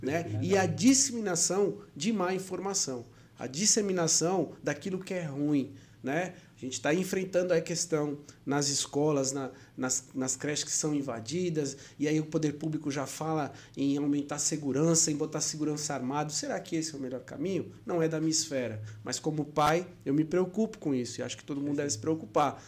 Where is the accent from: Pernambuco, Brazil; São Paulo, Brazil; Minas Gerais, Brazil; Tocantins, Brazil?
São Paulo, Brazil; now in Maceió, Brazil; natural da cidade de São Paulo, mas já vivo na, na minha, que eu posso considerar minha amada Maceió, amada Lagoas, desde 2000 ah, desde de, de 1999